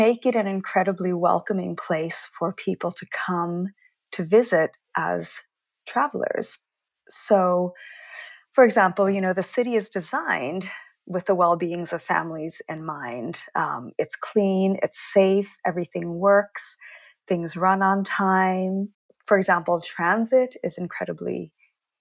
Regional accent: Canada; moved away as an adult; now in Stockholm, Sweden; I'm originally Canadian, so I was born and I grew up in Canada

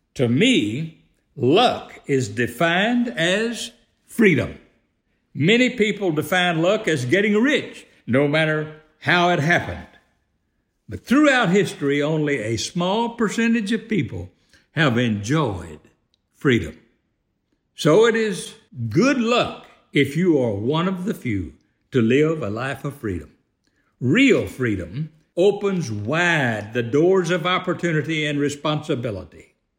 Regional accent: United States; I am one who was fortunate enough to, to join the fraternity of born and raised in the greatest free country on earth

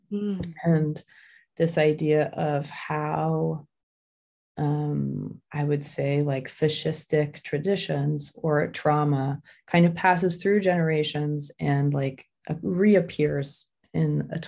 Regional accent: Hong Kong; also born or lived in Tokyo, Japan; I was born in Tokyo and I grew up in Hong Kong.

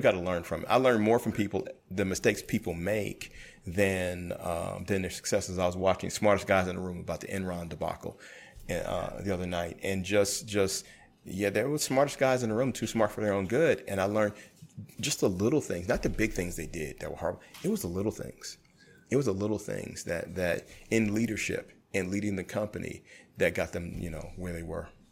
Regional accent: New York City, New York, United States; I grew up in Brooklyn when I was younger

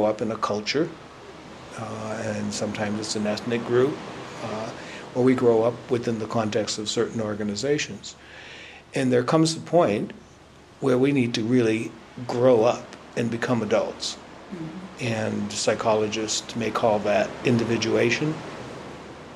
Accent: New England, United States; moved away as an adult; now in California, United States; I grew up in New England

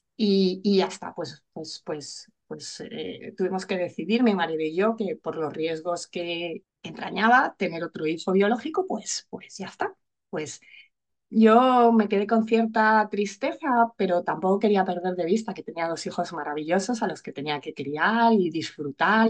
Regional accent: Madrid, Community of Madrid, Spain; moved away as an adult; now in Alicante, Spain; yo vivo en Alicante, vivo aquí desde hace 18 años, aunque soy madrileña

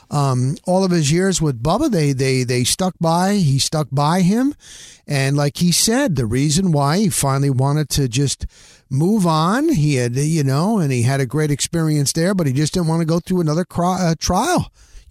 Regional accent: northern New Jersey, United States; moved away; also born or lived in Tampa Bay area; I'm formerly from New Jersey. That's where I grew up, in northern New Jersey

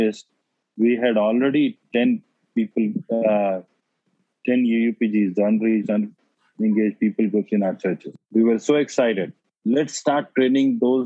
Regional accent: India; my hometown village

